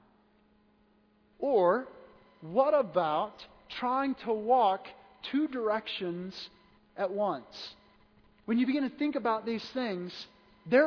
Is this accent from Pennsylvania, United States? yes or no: no; Wentzville, Missouri, United States; I'm from Wentzville